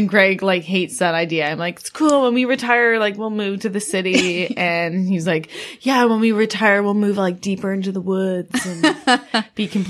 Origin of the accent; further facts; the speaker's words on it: Stittsville, Ontario, Canada; also born or lived in Elmer; We grew up in Stittsville. Mm. Like I grew up in Elmer and then we moved to Stittsville.